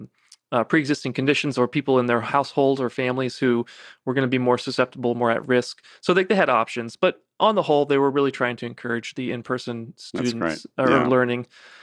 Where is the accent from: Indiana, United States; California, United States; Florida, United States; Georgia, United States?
Georgia, United States; Savannah; Yeah, I grew up in Savannah, actually.